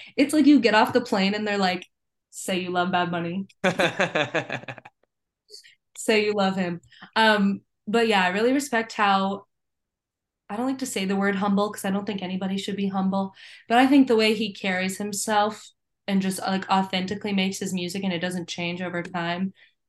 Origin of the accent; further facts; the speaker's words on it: Canada; I'm French Canadian. I could not know any less Spanish.